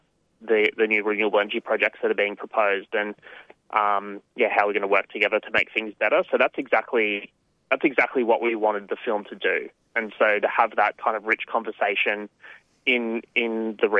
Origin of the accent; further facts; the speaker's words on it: New South Wales, Australia; now in Victoria, Australia; I'm actually up in New South Wales at the moment, my hometown, visiting my family